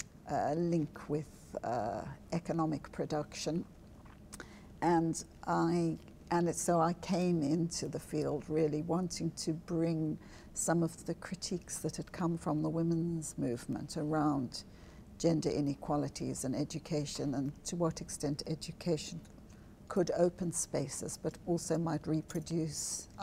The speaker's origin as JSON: {"language": "English", "country": "South Africa", "tie": "born or raised there", "moved": "as an adult", "said": "I grew up in South Africa, which is a very segregated"}